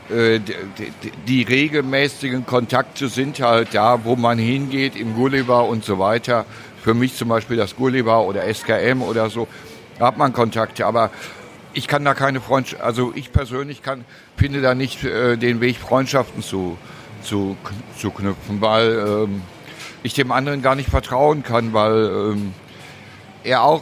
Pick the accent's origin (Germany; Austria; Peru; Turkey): Germany; Cologne, North Rhine-Westphalia; als Stadtbewohner bin ich FC-Fan. Natürlich, das ist, äh, als Kölner muss er ganz für Köln sein.